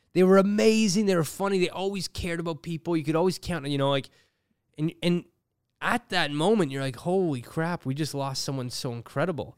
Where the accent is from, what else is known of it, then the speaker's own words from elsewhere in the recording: Toronto, Ontario, Canada; Growing up in Toronto